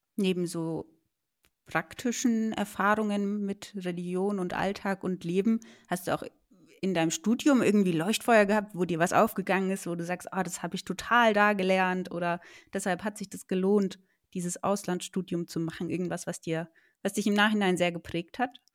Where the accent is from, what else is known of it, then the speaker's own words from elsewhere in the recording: Germany; als Deutsche